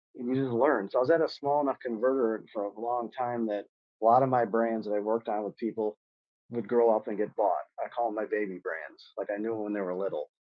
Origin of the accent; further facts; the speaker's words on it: Michigan, United States; growing up in Michigan, I thought it'd be an exciting thing to go work automotive